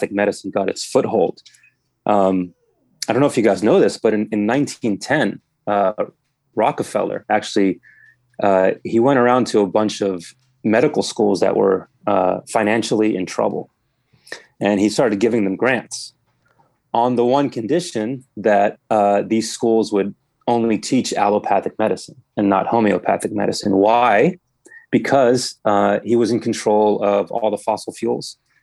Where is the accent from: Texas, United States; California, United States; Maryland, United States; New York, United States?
Maryland, United States; Germantown; I'm from here originally